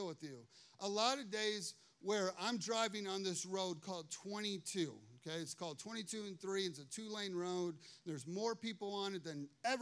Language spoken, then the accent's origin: English; Chicago, Illinois, United States; now in Morrow, Ohio, United States; I grew up in Chicago